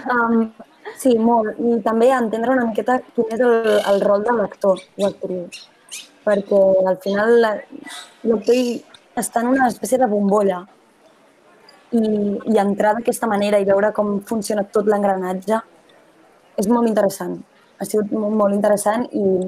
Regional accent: Sabadell, Catalonia, Spain; jo sóc de Sabadell i, i m'ho noto

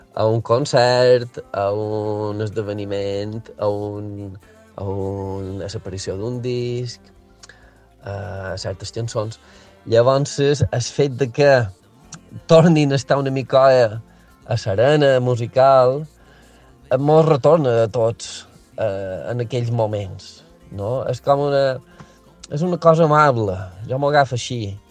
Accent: Mallorca, Balearic Islands, Spain; els que som de Mallorca tenim un vincle molt emocional amb

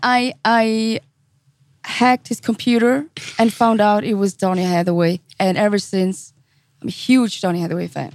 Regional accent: St. Gallen, Switzerland; also born or lived in Zurich; I was born and raised in Switzerland

